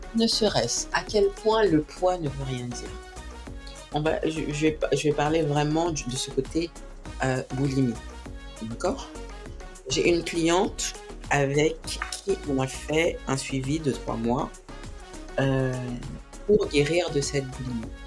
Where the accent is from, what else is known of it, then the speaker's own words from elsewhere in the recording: French Guiana; je suis guyanaise